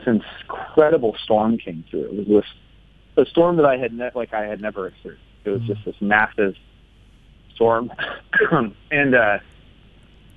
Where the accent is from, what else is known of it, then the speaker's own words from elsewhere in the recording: the Northwest, Pacific Northwest, United States; I grew up in the Northwest here.